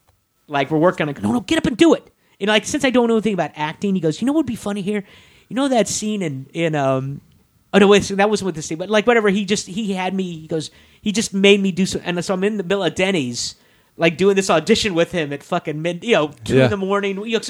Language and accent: English; Kansas, United States; I go, I'm from Kansas.